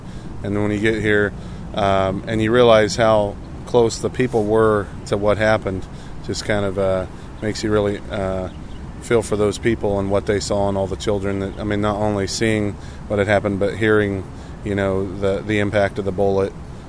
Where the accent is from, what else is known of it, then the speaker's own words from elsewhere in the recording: Wichita, Kansas, United States; Wichita, Kansas.